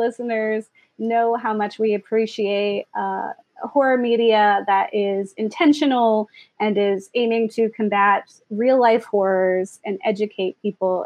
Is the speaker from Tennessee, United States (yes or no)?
no; Florida, United States; moved away; I'm originally from Florida